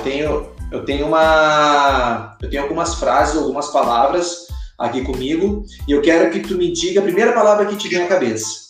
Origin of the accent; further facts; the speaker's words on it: Porto Alegre, Rio Grande do Sul, Brazil; lá de Porto Alegre, que eu sou gaúcho, né? Lá de Porto Alegre